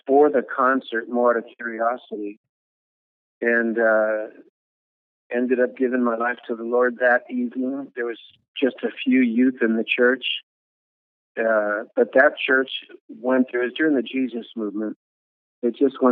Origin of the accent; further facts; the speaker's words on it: Los Angeles, California, United States; moved away as an adult; also born or lived in Cook, Minnesota; now in Lima, Peru; from about 5 years old on, I was raised in the Hollywood area and the Santa Monica area of California